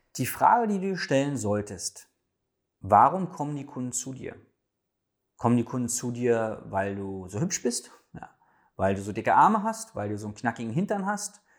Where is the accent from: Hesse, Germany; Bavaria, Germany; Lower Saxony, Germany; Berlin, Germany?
Berlin, Germany; als Berliner darf ich